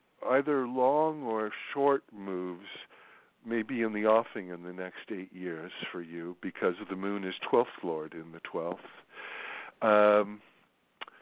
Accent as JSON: {"language": "English", "region": "New York", "country": "United States", "tie": "born or raised there", "said": "New York. That's my hometown"}